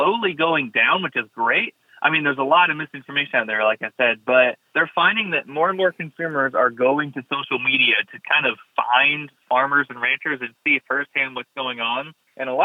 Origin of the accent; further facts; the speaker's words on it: Blountstown, Florida, United States; also born or lived in Daytona Beach, Florida; I grew up in Bluntstown, Florida, little 3-stoplight town in Northwest Florida